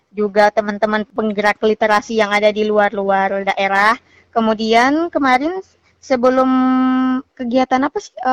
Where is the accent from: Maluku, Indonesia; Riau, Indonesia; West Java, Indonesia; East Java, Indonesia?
Maluku, Indonesia; Tulehu; Kebetulan yang sangat saya sayangkan itu di desa saya sendiri yang Tulehu itu memang nggak ada sama sekali program-program dari pihak desa